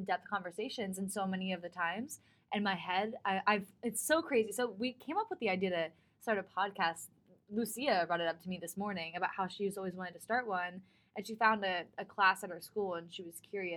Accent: Florida, United States; I'm originally from Florida

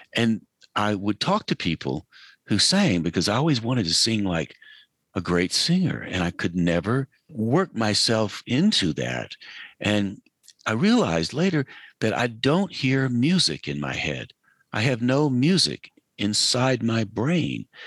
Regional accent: Asheville, North Carolina, United States; I grew up in Western North Carolina, outside of Asheville

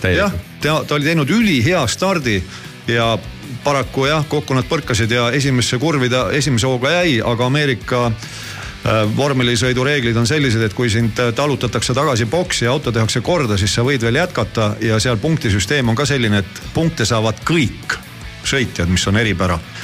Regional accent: Estonia; ma olen eestlane

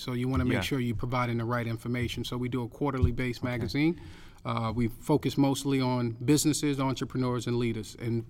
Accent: New York City, New York, United States; moved away as an adult; now in Orlando, United States; I'm from Brooklyn, New York.

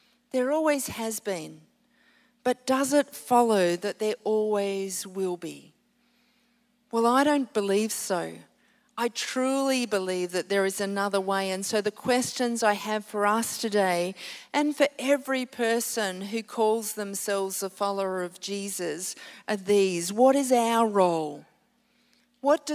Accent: Queensland, Australia; now in Sydney, Australia; I'm a Queenslander. This is coming home for me. I'm living in Sydney now

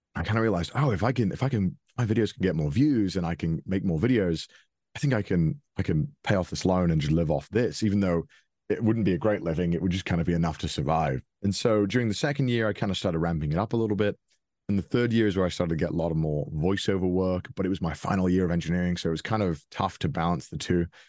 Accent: Wales, United Kingdom; moved away as an adult; now in Japan; I grew up in Wales, which is a small country within the United Kingdom.

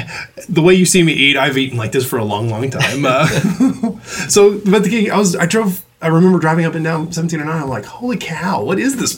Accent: College Station, Texas, United States; I grew up in College Station.

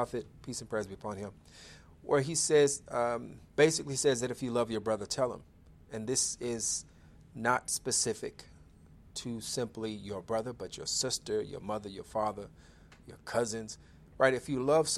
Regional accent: Chicago, Illinois, United States; my hometown of Chicago, Illinois

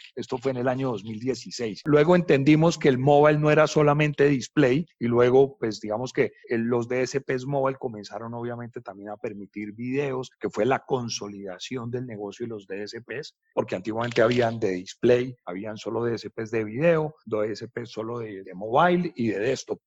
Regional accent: Colombia; Le dije que era de Colombia, de Sudamérica

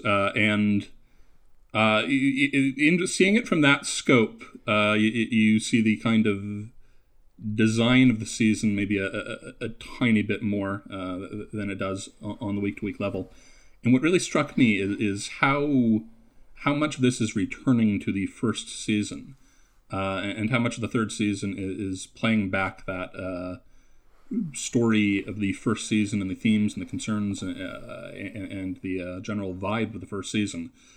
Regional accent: Canada; accent: Canadian; I'm, I'm Canadian

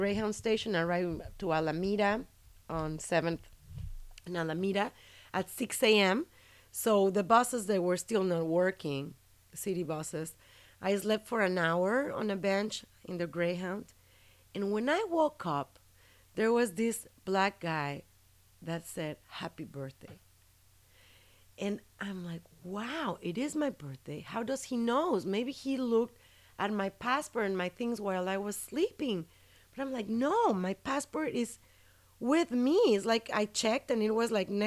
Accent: Tijuana, Baja California, Mexico; moved away as an adult; now in United States; I went to school and I grew up with in Tijuana

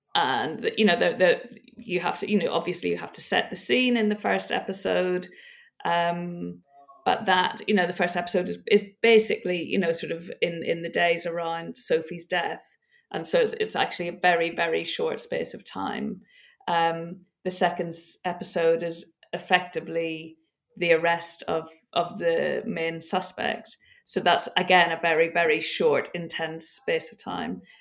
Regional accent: Northern Ireland, United Kingdom; I'm from Northern Ireland

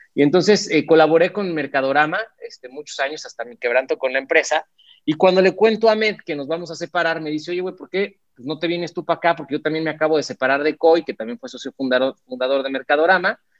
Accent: Mexico

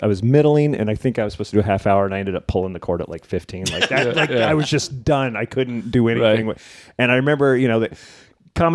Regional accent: New Jersey, United States; I'm from Jersey

